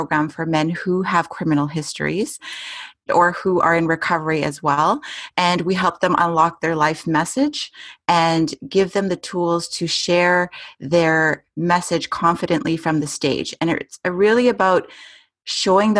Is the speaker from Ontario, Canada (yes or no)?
no; Edmonton, Alberta, Canada; I was born and raised in Edmonton, Alberta.